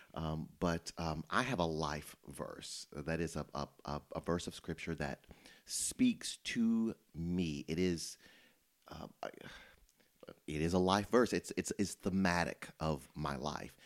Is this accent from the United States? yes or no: yes; Memphis, Tennessee, United States; I'm from Memphis. I grew up there.